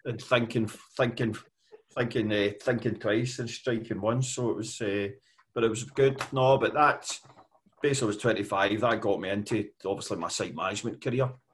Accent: west coast of Scotland, United Kingdom; I come from uh, here on the west coast of Scotland. Uh, I was born and bred there.

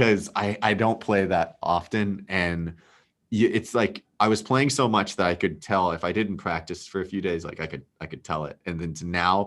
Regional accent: Texas, United States; moved away as an adult; also born or lived in Philadelphia; now in New York City, United States; I grew up in Texas

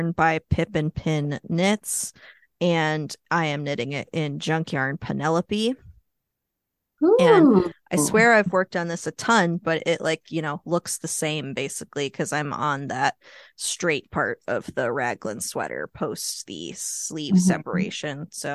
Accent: Louisville, Kentucky, United States; my hometown of Louisville

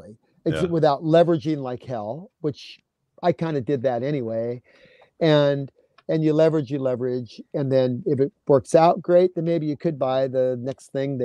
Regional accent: California, United States; I grew up in California.

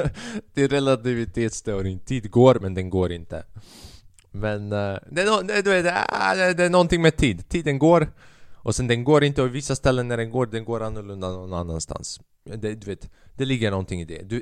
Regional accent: China; Man kan säga att jag är en kines. Man kan säga att jag är en kines och det är okej okay för mig att skämta om kineser med böjda ögon.

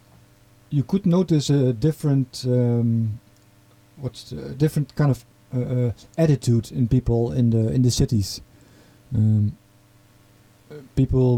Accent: eastern Netherlands, Netherlands; accent: farmer accent; English is a second language; my accent is I'm from the east of the Netherlands, on the border region with Germany

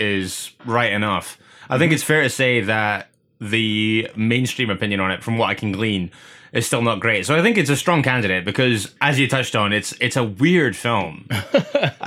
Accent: Scotland, United Kingdom; As a Scotsman

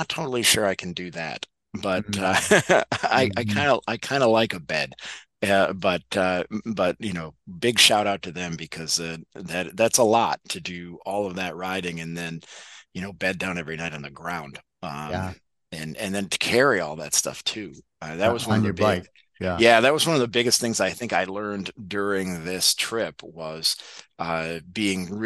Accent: Syracuse, New York, United States; I'm from Syracuse.

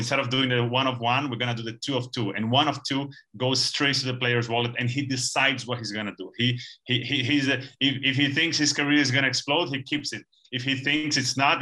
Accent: Brazil; we're from Brazil

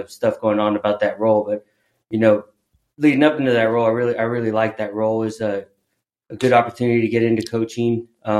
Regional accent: Corpus Christi, Texas, United States; moved away as an adult; also born or lived in Louisiana / Oklahoma; now in San Antonio, United States; I am from Corpus Christi. Okay. I graduated high school from Corpus Christi Carroll in 2008

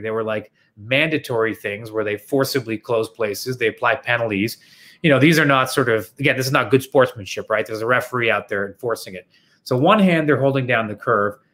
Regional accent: Toronto, Ontario, Canada; I'm from Toronto

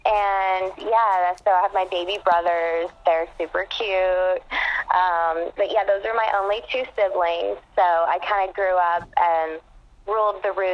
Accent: Conyers, Georgia, United States; moved away as an adult; also born or lived in Atlanta, Georgia / Los Angeles, California; So I actually grew up in Conyers, Georgia, which is a small town about 40 minutes east of Atlanta. Kind of, you know, small suburban town. Grew up there.

